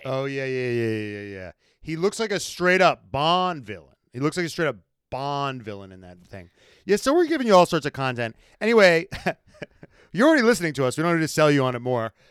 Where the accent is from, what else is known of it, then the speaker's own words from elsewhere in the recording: United States; being an American